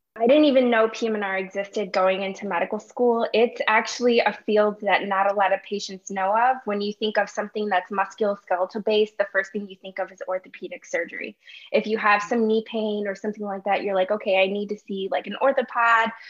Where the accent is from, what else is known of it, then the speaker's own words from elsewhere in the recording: Chicago, Illinois, United States; moved away as an adult; also born or lived in Urbana-Champaign, Illinois / Wisconsin; I'm born and raised in Chicago, Illinois.